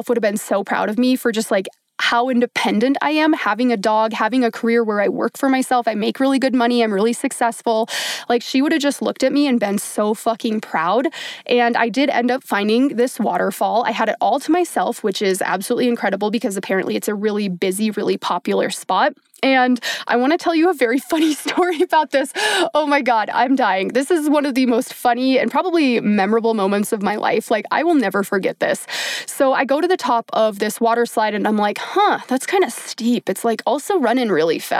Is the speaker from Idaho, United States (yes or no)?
no; Minnesota, United States; I grew up in Minnesota, the land of 10,000 lakes, where I grew up swimming and being in the lake all the time.